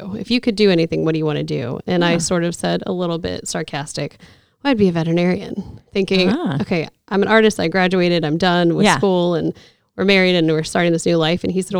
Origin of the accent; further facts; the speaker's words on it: Norfolk, Virginia, United States; moved away as an adult; also born or lived in South Carolina; So I grew up in Norfolk, Virginia. I'm a military brat